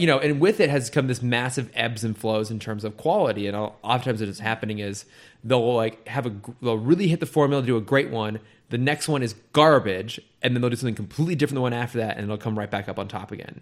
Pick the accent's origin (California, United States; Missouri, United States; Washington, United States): California, United States; an hour south of San Francisco; moved away as an adult; now in Los Angeles, United States; I grew up, like, an hour south of San Francisco